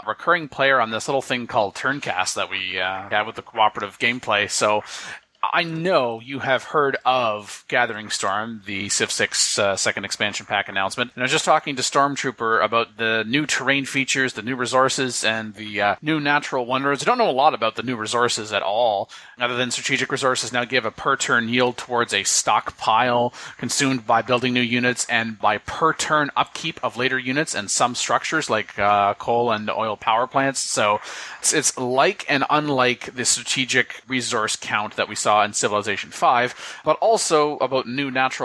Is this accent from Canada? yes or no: yes; Canada; I'm Canadian